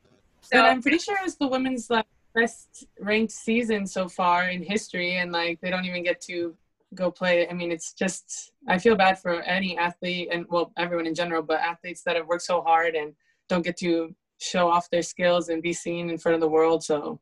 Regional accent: Pullman, Washington, United States; also born or lived in Colorado; So I was born in Colorado. I've grown up in Pullman, this little tiny town in the middle of nowhere in Washington.

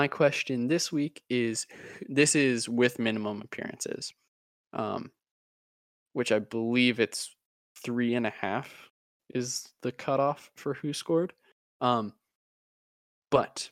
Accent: United States; Being an American

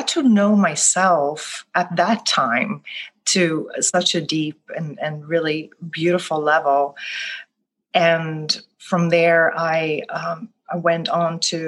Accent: Gothenburg, Västra Götaland, Sweden; English is a second language; moved away as an adult; also born or lived in New York City; now in New Orleans, United States; I live in the United States now, in New Orleans, but I was born and raised in Gothenburg, Sweden.

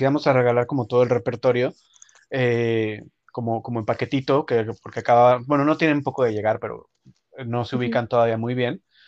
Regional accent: Mexico; moved away; como mexicanos

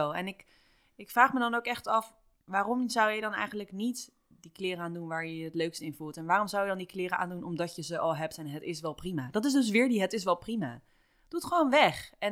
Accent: Rotterdam, South Holland, Netherlands; moved away as an adult; also born or lived in Toronto / Bali; now in Amsterdam, Netherlands; ik kom wel echt uit Rotterdam

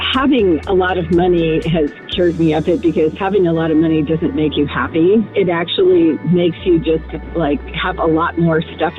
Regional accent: Kansas City, United States; Actually, driving to Springfield, but I'm from Kansas City.

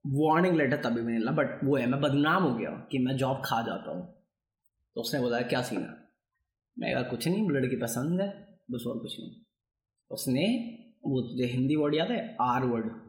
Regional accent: Bihar, India; मैं बिहारी हूँ

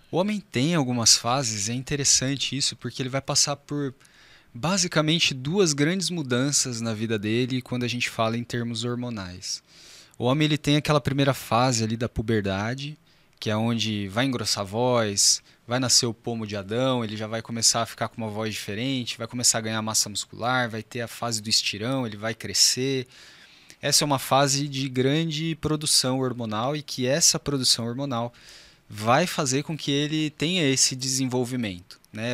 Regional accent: São José, Brazil; eu sou de São José mesmo

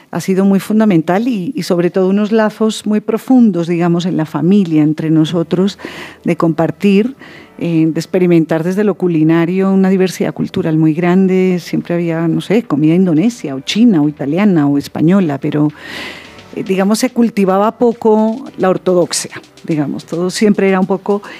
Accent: Netherlands; Pues digamos que mm, mi infancia en Holanda, mi mamá, como les digo, es holandesa, y mi abuela, que me preguntaban por ella, mi abuela materna, holandesa, de la ciudad de Utrecht

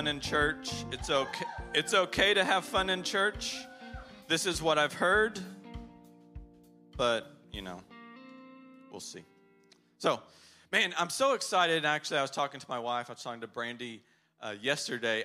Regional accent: Texas, United States; now in Poland; I'm from Texas

